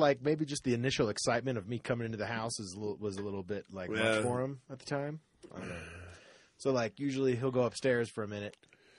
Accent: Florida, United States; I grew up in Florida

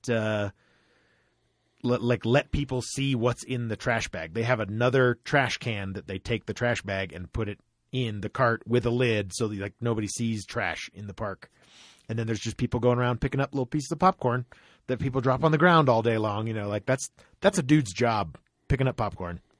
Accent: Florida, United States; growing up in Florida

